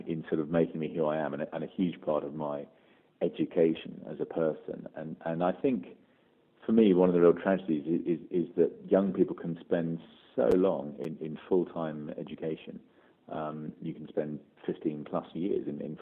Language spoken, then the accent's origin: English; West Country, Devon and Somerset, South West England, United Kingdom; I grew up in the West Country, you know, Devon and Somerset